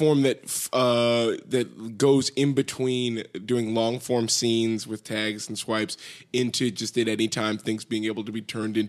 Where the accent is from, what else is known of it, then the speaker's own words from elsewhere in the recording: Altadena, California, United States; also born or lived in Boston; Born and raised here in Los Angeles.